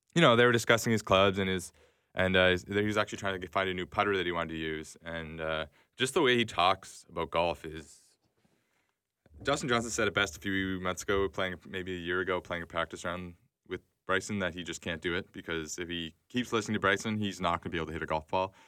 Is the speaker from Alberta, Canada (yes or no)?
no; Toronto, Ontario, Canada; I'm from Toronto